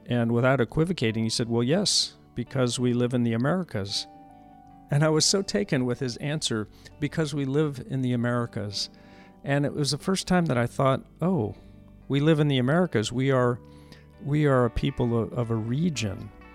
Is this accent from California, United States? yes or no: yes; La Mesa, California, United States; I grew up in the town of La Mesa, which is a suburb of Calo, of San Diego